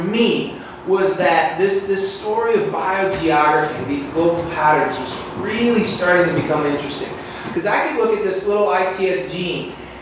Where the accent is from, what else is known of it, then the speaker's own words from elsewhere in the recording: Michigan, United States; moved away; I grew up in Michigan, so I go back to see my family there